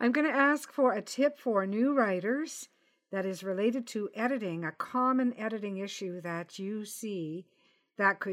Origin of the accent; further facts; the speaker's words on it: Canada; I'm Canadian